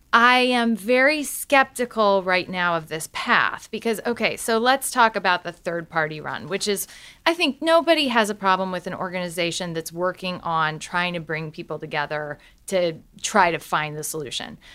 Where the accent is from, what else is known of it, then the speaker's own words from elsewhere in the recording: Galesburg, Illinois, United States; I'm from Galesburg, Illinois.